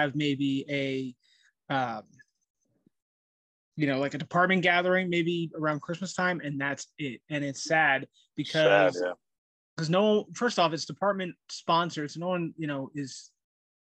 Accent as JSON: {"language": "English", "town": "Blairstown", "region": "New Jersey", "country": "United States", "tie": "born or raised there", "also_born_or_lived": "West Orange, New Jersey / Connecticut", "said": "I was born and raised in New Jersey"}